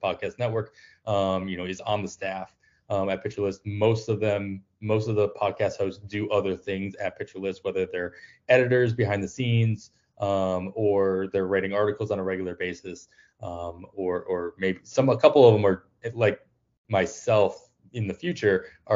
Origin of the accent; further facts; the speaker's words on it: Western Massachusetts, United States; I grew up in Western Massachusetts